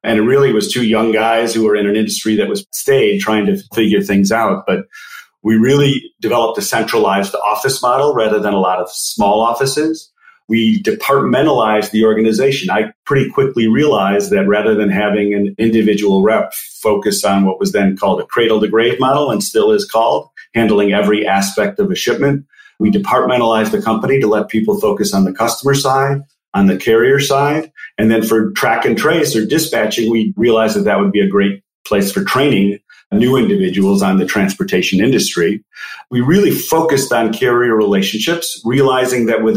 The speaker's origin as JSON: {"language": "English", "town": "Chicago", "region": "Illinois", "country": "United States", "tie": "born or raised there", "also_born_or_lived": "Philadelphia", "said": "Grew up in the north suburbs of Chicago"}